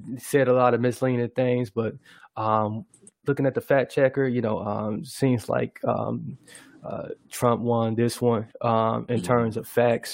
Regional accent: United States; as an American

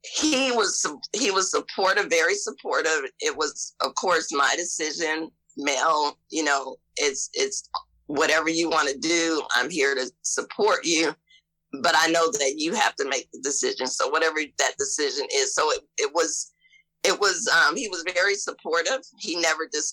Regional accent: Ohio, United States; now in Mississippi, United States; I'm from Ohio and I'm coming to Mississippi

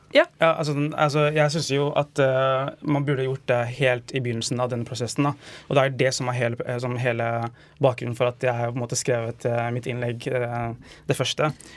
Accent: Stange, Innlandet, Norway; Jeg er fra Stanger i Hedmark

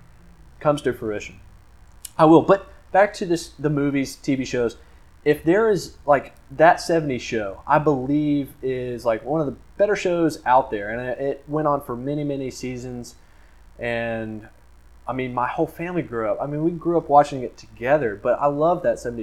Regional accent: Florida, United States; I am from Florida

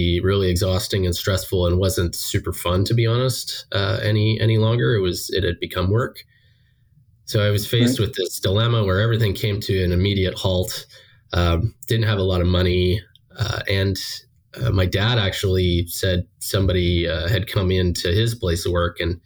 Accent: Bracebridge, Ontario, Canada; moved away as an adult; also born or lived in United States; I'm originally from Bracebridge, Ontario, a couple hours north of Toronto.

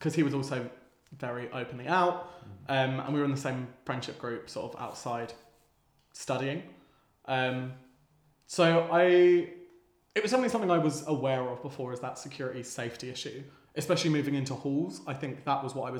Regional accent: Kent, South East England, United Kingdom; Yes, I'm originally from Kent, just down the road.

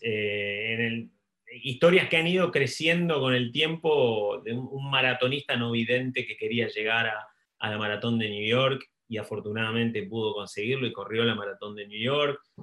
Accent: Argentina; also born or lived in Buenos Aires / United States; soy, soy argentino, vivo, vivo entre Buenos Aires y, Estados Unidos

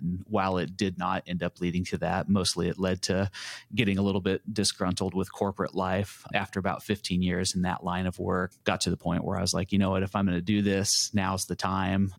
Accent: Lawrence, Kansas, United States; I was born and raised here in Lawrence

